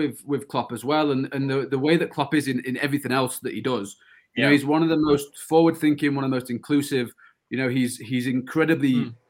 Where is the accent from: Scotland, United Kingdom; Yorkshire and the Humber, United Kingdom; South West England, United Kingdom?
Yorkshire and the Humber, United Kingdom; someone growing up in Yorkshire